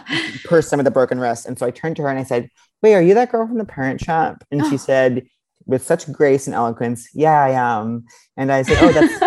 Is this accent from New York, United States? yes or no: yes; Long Island, New York, United States; I grew up on Long Island.